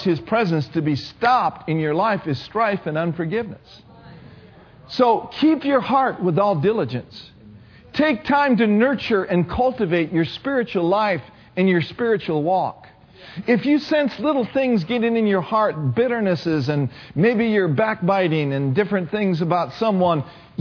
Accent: Minnesota, United States; moved away; I grew up in Minnesota

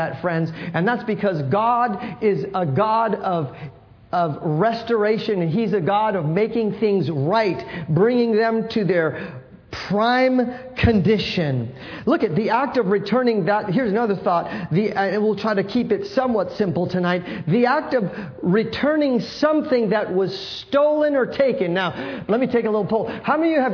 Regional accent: San Francisco, California, United States; I grew up in San Francisco

